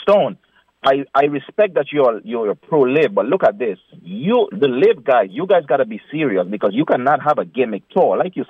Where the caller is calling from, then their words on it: New York City, New York, United States; I'm calling from Brooklyn, not West Palm.